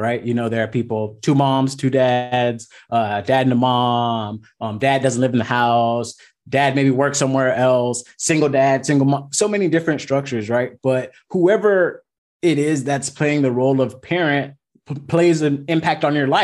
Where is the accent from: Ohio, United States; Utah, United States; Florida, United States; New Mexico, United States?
Florida, United States; Miami; moved away as an adult; now in Southern California, United States; I'm originally from Miami, Florida